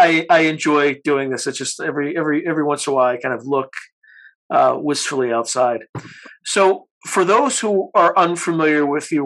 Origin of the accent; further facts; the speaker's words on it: East Coast, United States; moved away; I grew up on the East Coast